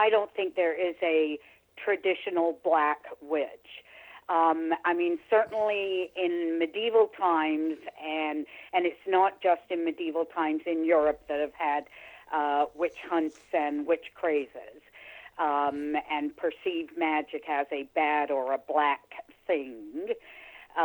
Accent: England, United Kingdom; also born or lived in Niagara-on-the-Lake; now in Canada; I was born in England. I'm British

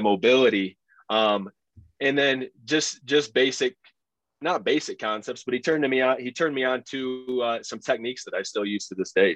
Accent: Michigan, United States; went to Michigan State was probably about an hour away from my hometown

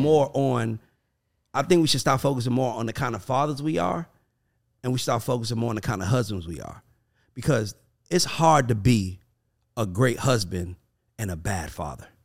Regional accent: the South, United States; I'm from the South

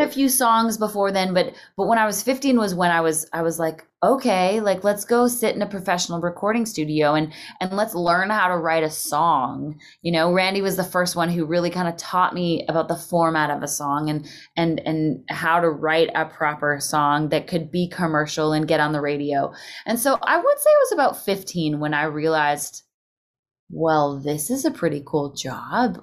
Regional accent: Canada; moved away as an adult; also born or lived in Calgary / Nashville; being a Canadian

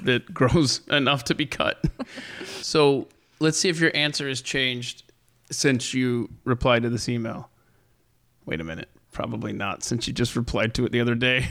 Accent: the South, United States; I'm from the South

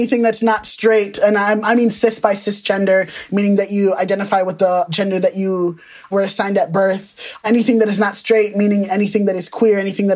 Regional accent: United States; I was born in America, but my parents migrated here from Nigeria

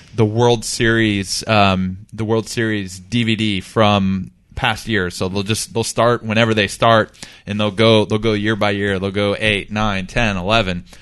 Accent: Texas, United States; I was born and raised in Texas

